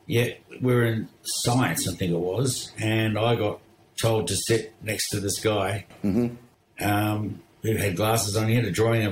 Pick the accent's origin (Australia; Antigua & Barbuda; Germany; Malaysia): Australia; Perth, Western Australia; born there; I was born in Perth, yes.